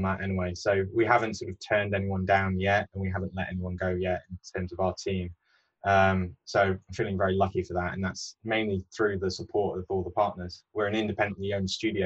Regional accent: Peak District, East Midlands, United Kingdom; also born or lived in Bath; now in London, United Kingdom; my background is growing up in the Peak District, which is one of the oldest national parks.

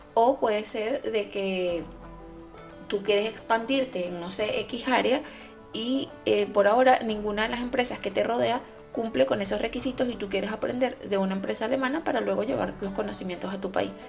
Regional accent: Venezuela; now in Germany; yo como venezolana

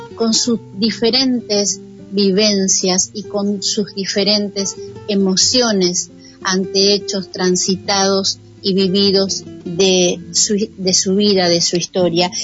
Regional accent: Argentina; nuestro país

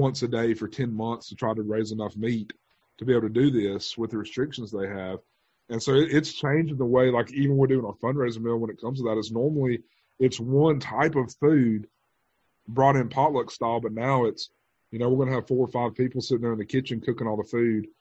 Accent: Thomasville, United States; also born or lived in Mobile, Alabama; now in Avery County, United States; the two churches I was a part of growing up in Thomasville

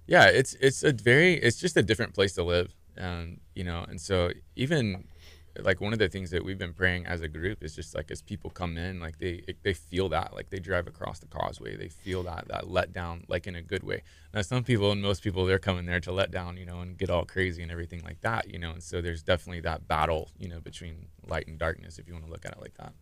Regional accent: Clear Lake, Texas, United States; now in Galveston, United States; I'm from the area. I grew up in Clear Lake. Uh, lived there pretty much all my life

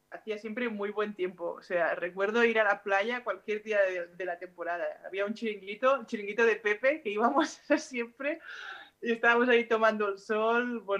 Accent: Mataró, Catalonia, Spain; moved away as an adult; also born or lived in Cáceres / Bembibre / Huelva / Girona; now in Guernica, Spain; cuando me fui de casa al 18, mis padres siempre me decían, no te puedes ir más lejos, ¿no? Porque primero me fui a Cáceres, que estaba muy lejos de Mataró, luego me fui a Benvibre también, a Huelva

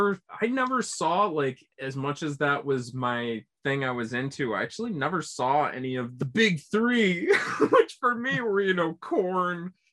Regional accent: Syracuse, New York, United States; I'm from Syracuse. If anyone didn't listen to the first episode, I'm from Syracuse, New York. And, you know, we have a decent enough underground hardcore scene.

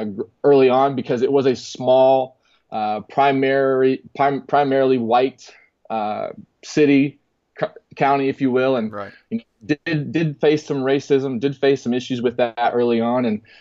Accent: Texas, United States; And man, growing up in Texas, I couldn't imagine a better place to be able to facilitate that, just with the resources, with the passion, with the the intensity. And you know, growing up, and then I moved around a lot

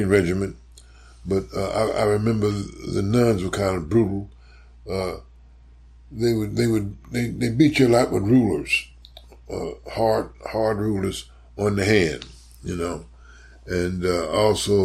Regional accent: St. Louis, Missouri, United States; moved away as an adult; also born or lived in New York; now in Chicago, United States; growing up in St. Louis

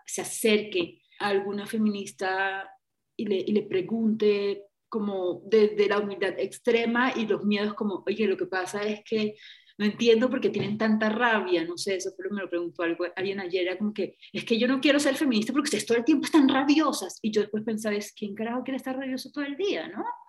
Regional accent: Caribbean Region, Colombia; la región norte del país, que es una región todavía pues, de donde yo vengo, costeña, pueblerina, de familia conservadora

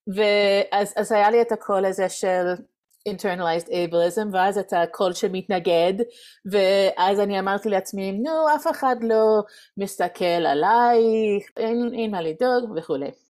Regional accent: United States; Hebrew is a second language; moved away as an adult; also born or lived in Reading, Pennsylvania; now in Jerusalem, Israel; אני מארצות הברית במקור, ועשינו עלייה לפני שבע שנים.

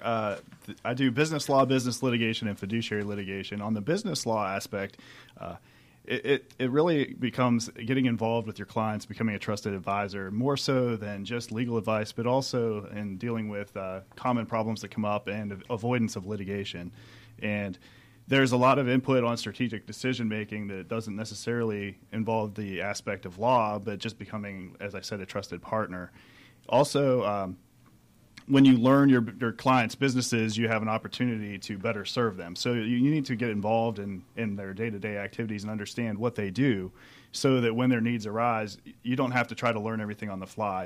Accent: Pennsylvania, United States; moved away as an adult; also born or lived in Michigan; now in Atlanta, United States; I grew up in Pennsylvania

